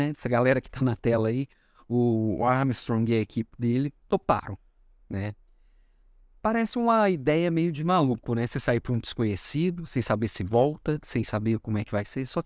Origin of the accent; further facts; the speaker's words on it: Florianópolis, Santa Catarina, Brazil; now in Belo Horizonte, Brazil; Vim do sul para Belo Horizonte, vim de Florianópolis para Belo Horizonte, estamos de volta em breve, região sul, né?